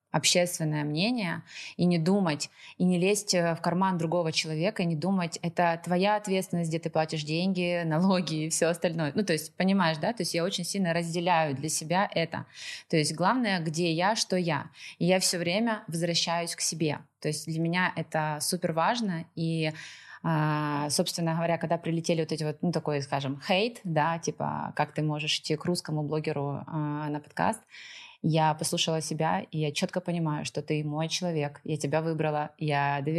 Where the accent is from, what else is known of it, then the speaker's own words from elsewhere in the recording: Moscow, Russia; also born or lived in Donetsk Oblast / Kyiv; now in Lisbon, Portugal; А, собственно, как бы сначала я вообще родом из Донецкой области, выросла я в Москве, а жила в последнее время ну, достаточно много. Я осознанно выбрала Киев и Украину